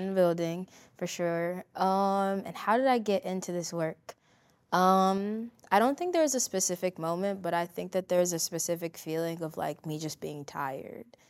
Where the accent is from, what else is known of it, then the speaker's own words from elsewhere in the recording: Chicago, Illinois, United States; growing up in Chicago